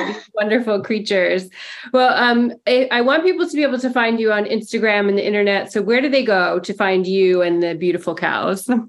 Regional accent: Mount Hood, Oregon, United States; I grew up on Mount Hood

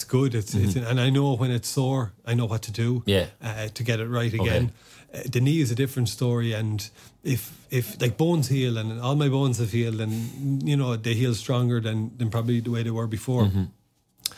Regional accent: Newbridge, County Kildare, Ireland; first language Irish; English is a second language; growing up in Newbridge, you're on the edge of the curra there, which is you know, the biggest army barracks and base we have in the country

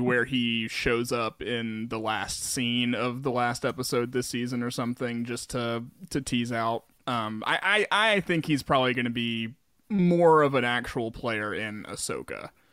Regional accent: the South, United States; growing up in the South my whole life

